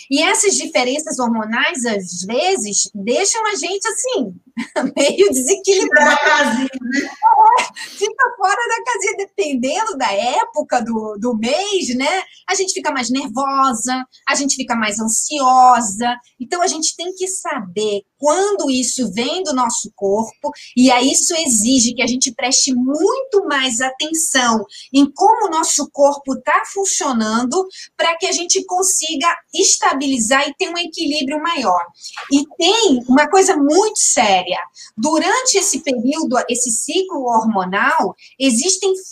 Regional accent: Amazonas, Brazil; porque eu tenho a perna dessa, um mocotozão, sou amazonense, bem típica

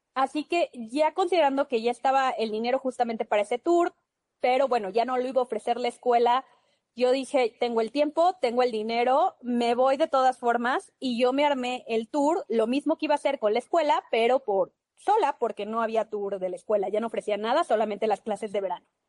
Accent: Mexico; somos mexicanos

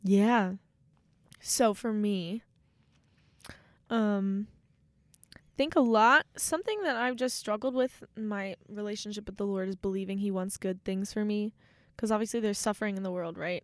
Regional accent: Maryland, United States; moved away as an adult; now in Steubenville, United States; there's one in my hometown, so every time I go home to visit

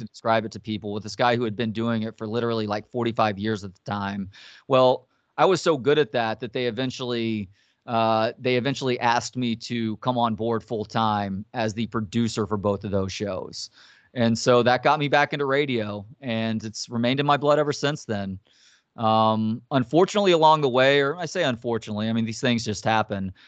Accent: Dallas, Texas, United States; also born or lived in Tyler, Texas / Longview, Texas / San Antonio, Texas / Carrollton, Texas; now in Austin, United States; I grew up in Dallas, home is Austin

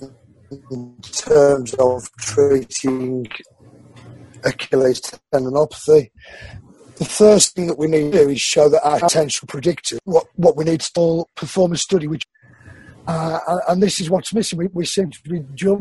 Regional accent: Wolverhampton, West Midlands, United Kingdom; I was born in Wolverhampton, which is the black country. Yeah. Birmingham is not the black country. I'm not from Birmingham

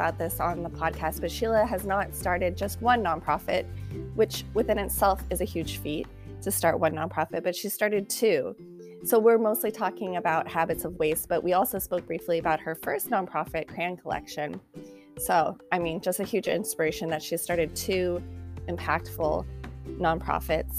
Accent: United States; being from American and from the United States

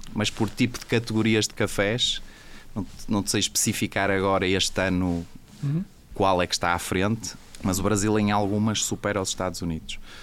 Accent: Portugal; accent: Portuguese; eu sou português, acho que se dá para notar pelo, pelo meu sotaque

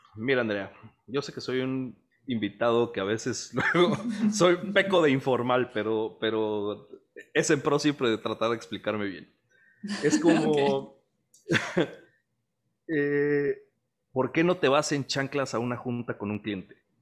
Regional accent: Veracruz, Mexico; moved away as an adult; now in Monterrey, Mexico; soy veracruzano orgulloso, radico en Monterrey desde hace como 10 años más o menos

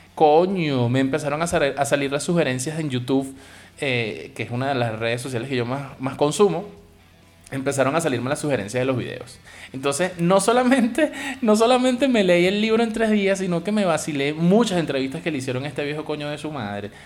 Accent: Venezuela; mi país

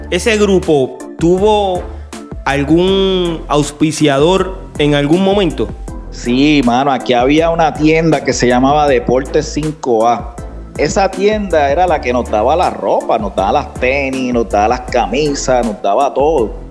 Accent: Puerto Rico; era el racismo que había en cuanto a nosotros como latinos, como puertorriqueños, como todos.

